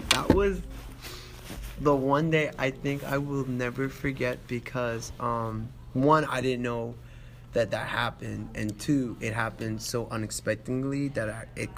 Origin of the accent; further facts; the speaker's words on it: New York City, New York, United States; I'm from Brooklyn